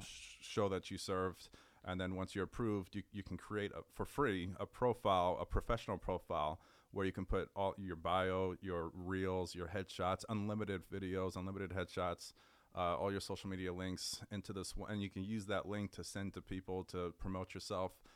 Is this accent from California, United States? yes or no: yes; Richmond, California, United States; also born or lived in Berkeley, California; I grew up in the San Francisco Bay Area. I'm from a city called Richmond